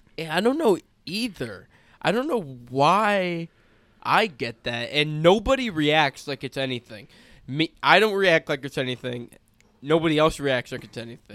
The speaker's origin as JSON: {"language": "English", "region": "California", "country": "United States", "tie": "born or raised there", "said": "we're from California. The ethnicity, at least where we grew up and where I currently live"}